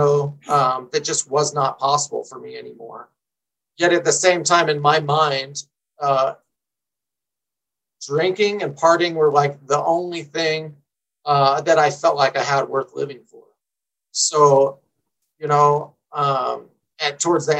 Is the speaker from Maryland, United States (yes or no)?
no; San Diego, California, United States; now in Colorado, United States; I grew up in San Diego, in Southern California